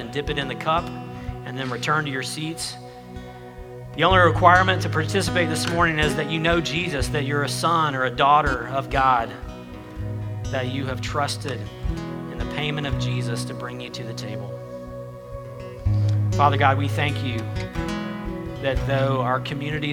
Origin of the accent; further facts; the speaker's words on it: United States; I was born an American, and I'm an American because I was born here